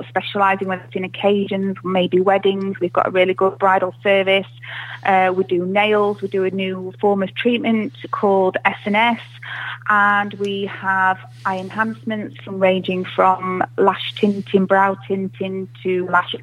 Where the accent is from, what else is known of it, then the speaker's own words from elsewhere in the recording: Chesterfield, East Midlands, United Kingdom; also born or lived in Preston; I am actually born and bred from Chesterfield.